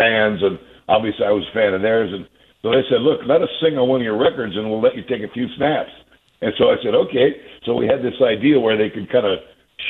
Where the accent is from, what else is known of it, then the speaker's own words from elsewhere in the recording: Bay Area, California, United States; We're all from the Bay Area, so the whole band and crew's in the Bay Area